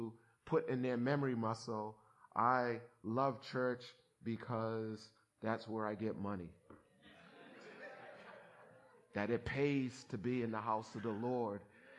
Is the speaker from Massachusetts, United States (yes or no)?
yes; Somerville, Massachusetts, United States; as an African American growing up in Somerville where there weren't too many black people, and it was during the season of busing and all that stuff that you see that's history now